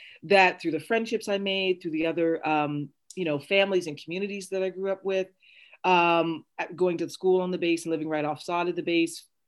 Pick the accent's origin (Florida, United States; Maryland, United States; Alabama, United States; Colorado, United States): Maryland, United States; moved away as an adult; also born or lived in Fort Meade, Maryland; I have such fond memories of growing up in Maryland